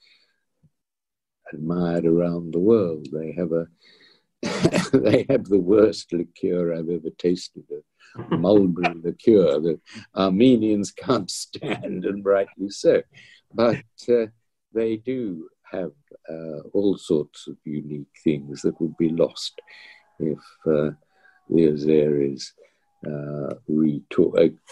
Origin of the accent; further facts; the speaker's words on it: Australia; also born or lived in London, United Kingdom; now in United Kingdom; being an Australian